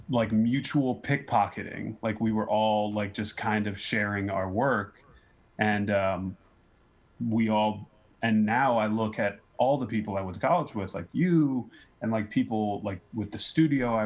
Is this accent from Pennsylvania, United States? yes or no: yes; Philadelphia, Pennsylvania, United States; moved away as an adult; also born or lived in North Carolina; now in New York, United States; because I'm from Philly.